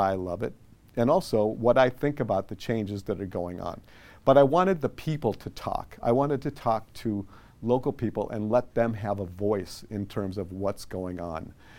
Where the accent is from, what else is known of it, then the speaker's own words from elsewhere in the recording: Midwest, United States; now in Sacramento, United States; So I've lived in Sacramento on and off since 1982. I moved there from the Midwest.